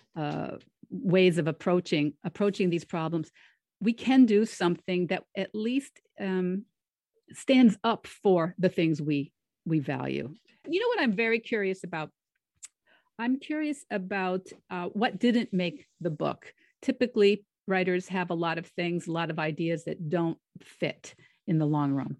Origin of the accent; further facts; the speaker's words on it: near the Connecticut River, New England, United States; also born or lived in Florida / Rhode Island; I grew up near the Connecticut River. I still live near the Connecticut River